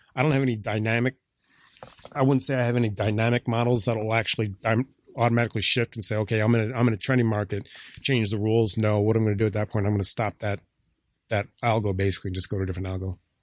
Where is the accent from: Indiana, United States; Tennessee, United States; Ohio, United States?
Indiana, United States; Valparaiso; also born or lived in Chicago; I grew up in Northwest Indiana, Valparaiso High School